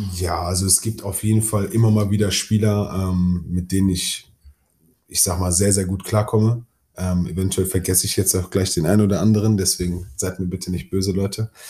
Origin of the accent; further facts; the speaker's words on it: Duisburg, North Rhine-Westphalia, Germany; meine Heimatstadt